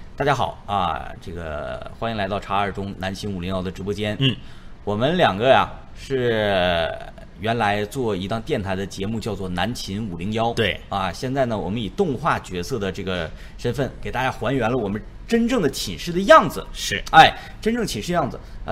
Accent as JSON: {"language": "Chinese", "region": "Northeast China", "country": "China", "accent": "Northeastern (Dongbei) Mandarin", "said": "土生土长的， 咱们守家待地的吉林"}